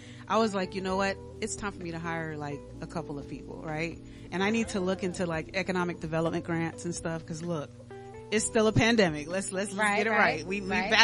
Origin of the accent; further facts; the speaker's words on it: Dominica; moved away; I'm originally from the Commonwealth of Dominica, so I'm Creole.